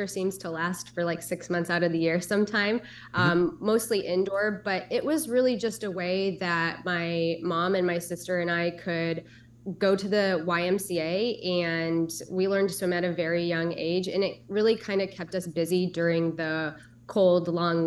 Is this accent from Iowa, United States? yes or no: yes; Cedar Rapids, Iowa, United States; I grew up in Cedar Rapids, Iowa